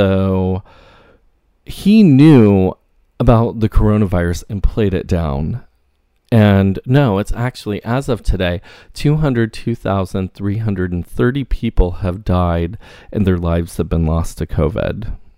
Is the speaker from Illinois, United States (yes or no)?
no; New York, United States; I am a New Yorker, and check if I'm registered to vote.